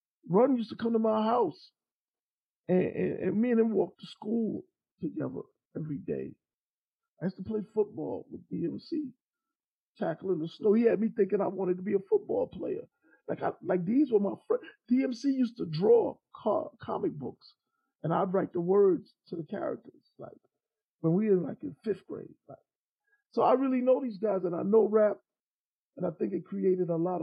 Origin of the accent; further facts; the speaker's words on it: New York, United States; I'm from New York